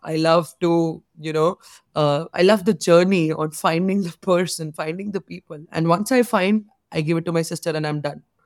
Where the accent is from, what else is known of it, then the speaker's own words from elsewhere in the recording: India; being an Indian girl